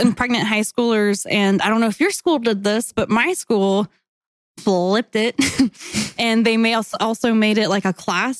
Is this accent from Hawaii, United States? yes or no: yes; Hawaii, United States; now in Mississippi, United States; when I moved to Mississippi from Hawaii, people asked if we like wore shoes and lived in a grass hut on the beach.